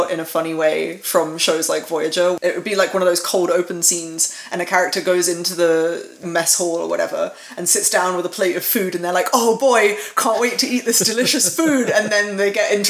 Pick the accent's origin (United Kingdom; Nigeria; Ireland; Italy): United Kingdom; I'm a Brit.